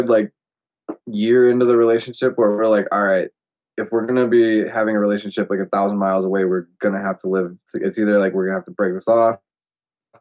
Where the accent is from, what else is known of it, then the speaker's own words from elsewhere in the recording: Menominee, United States; moved away as an adult; now in Albuquerque, United States; Menominee, like in my hometown.